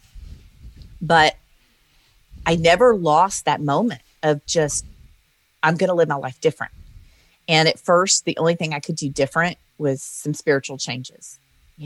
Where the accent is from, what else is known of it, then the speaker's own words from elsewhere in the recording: Louisiana, United States; moved away; also born or lived in Oklahoma City; I grew up in the South in Louisiana